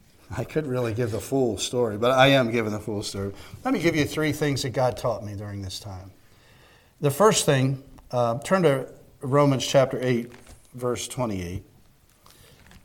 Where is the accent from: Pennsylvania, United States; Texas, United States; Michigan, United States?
Pennsylvania, United States; Spring City; We're from Spring City, Pennsylvania